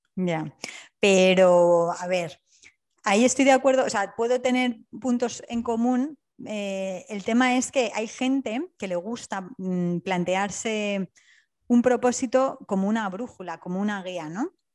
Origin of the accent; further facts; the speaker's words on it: Alicante, Valencian Community, Spain; also born or lived in Wales; now in Hamburg, Germany; en Alicante, de donde yo soy